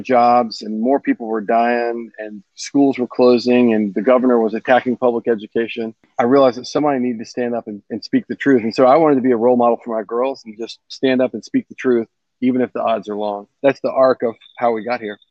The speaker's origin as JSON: {"language": "English", "town": "Mobile", "region": "Alabama", "country": "United States", "tie": "born or raised there", "moved": "as an adult", "lives_now": "Nashville, United States", "said": "I grew up down in Mobile, Alabama, and moved here in 2002 to do my medical training at Vandy"}